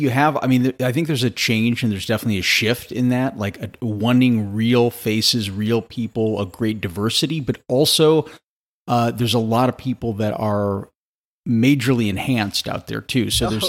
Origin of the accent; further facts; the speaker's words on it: St. Louis, Missouri, United States; I'm from Missouri. I'm from St. Louis originally.